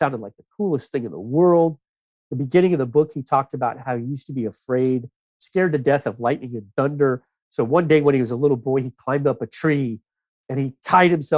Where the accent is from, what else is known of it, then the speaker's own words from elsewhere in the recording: South Florida, United States; I grew up in South Florida